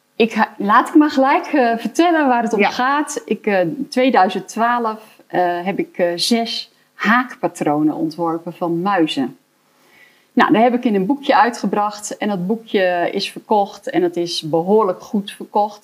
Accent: Elburg, Gelderland, Netherlands; ik kom uit Elburg

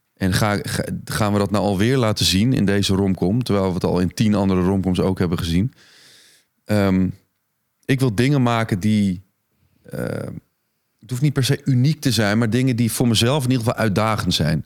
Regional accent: Egmond-Binnen, North Holland, Netherlands; also born or lived in Alkmaar; Egmond Binnen ben ik opgegroeid

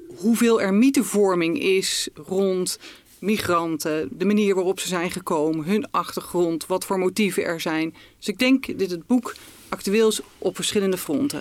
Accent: Netherlands; als Nederlanders

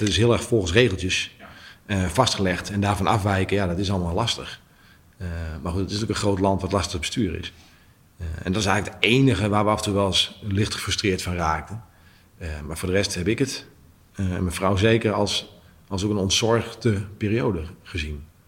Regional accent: Netherlands; als Nederlanders

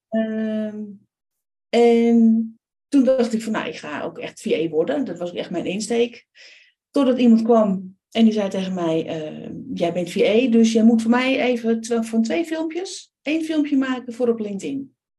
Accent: Amsterdam, North Holland, Netherlands; Ik ben geboren in Amsterdam.

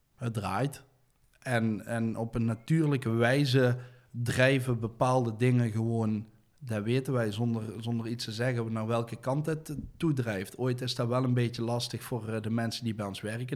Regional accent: Deurne, North Brabant, Netherlands; daar ben ik opgegroeid in, in de sint Joseph parochie bij de atletiekbaan

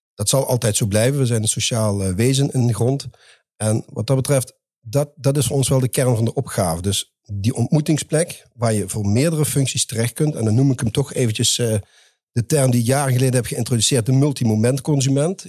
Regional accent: the south, Netherlands; accent: southern; zoals je hoorde mijn accent, ik kom uit het zuiden.

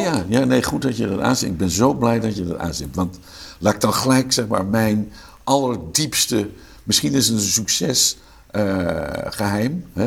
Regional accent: Haastrecht, South Holland, Netherlands; accent: Amsterdam; moved away; Ik ben geboren in een dorpje in Zuid-Holland, dat heet Haastrecht. Eh, toen ik daar opgroeide, wonen daar 4.500 mensen

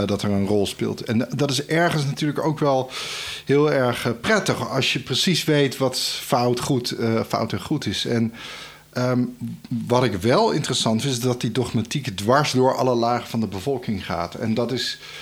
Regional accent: Netherlands; also born or lived in Naples, Italy; als uh, Nederlander

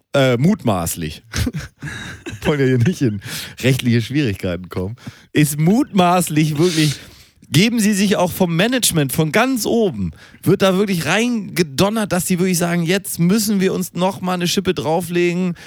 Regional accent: Germany; weil wir Deutsche sind und weil wir als Deutsche direkt erkannt werden

